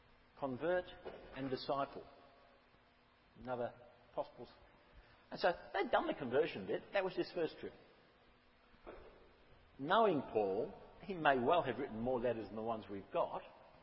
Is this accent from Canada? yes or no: no; Rolling Stone, Queensland, Australia; now in Golden Bay, New Zealand; teenager, I grew up in Rolling Stone, and it took me about 45 years to get to Golden Bay.